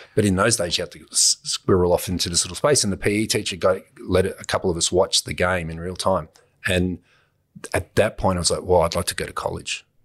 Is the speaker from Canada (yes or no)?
no; Australia; being an Australian